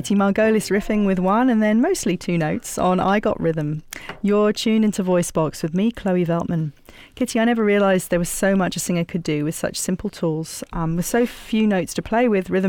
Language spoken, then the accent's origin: English; England, United Kingdom; I'm English